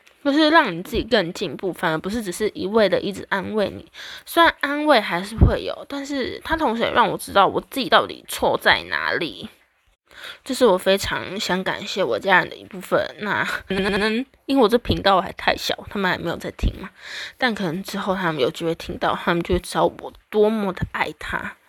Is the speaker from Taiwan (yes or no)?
yes; Taiwan; 我们台湾人